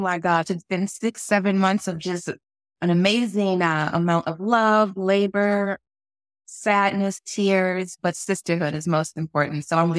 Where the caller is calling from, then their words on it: Washington, District of Columbia, United States; I am in the United States. I am in Washington, D.C. in my home.